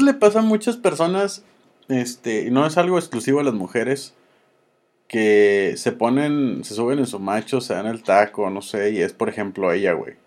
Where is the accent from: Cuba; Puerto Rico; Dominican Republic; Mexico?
Mexico